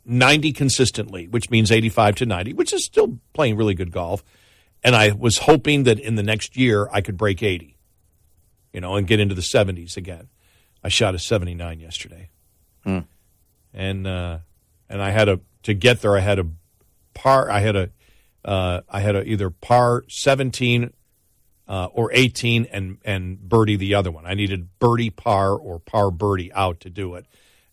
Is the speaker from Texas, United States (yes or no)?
no; Buffalo, New York, United States; moved away; I'm from Buffalo. I mean, bowling's like the national pastime up there.